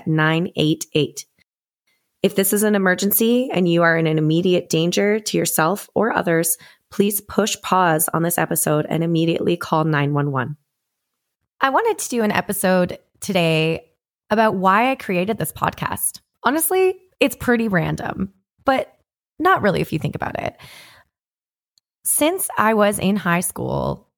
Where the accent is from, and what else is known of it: Canada; now in Nashville, United States